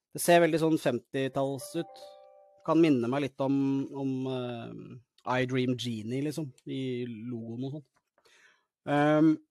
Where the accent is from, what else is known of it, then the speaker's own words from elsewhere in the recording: Norway; also born or lived in Larvik; Jeg blir nesten litt stolt som nordmann